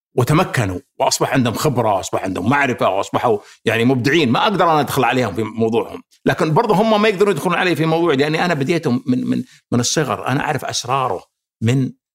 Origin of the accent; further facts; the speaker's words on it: Saudi Arabia; احنا كسعوديين